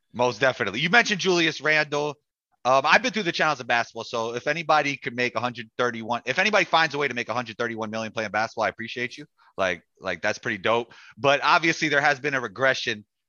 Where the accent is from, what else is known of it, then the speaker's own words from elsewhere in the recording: New York, United States; I'm from New York